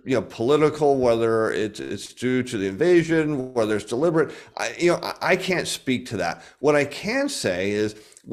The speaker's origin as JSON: {"language": "English", "country": "United States", "said": "I, as an American"}